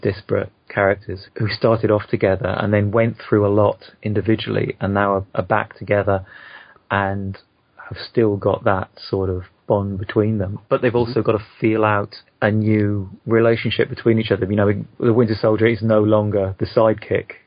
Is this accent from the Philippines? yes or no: no; United Kingdom; I'm a Brit